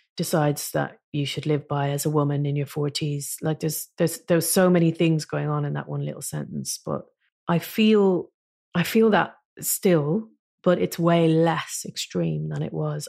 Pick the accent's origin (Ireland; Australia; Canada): Ireland; moved away as an adult; now in London, United Kingdom; never being Irish enough to live in Ireland again, because I've lived, I've lived in London for twenty-five years